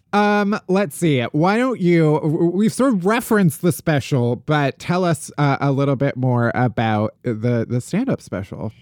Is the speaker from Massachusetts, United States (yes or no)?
no; Oak Lawn / Alsip, Chicago Southwest suburbs, Illinois, United States; also born or lived in Evanston, Illinois; I'm from, uh, the Southwest suburbs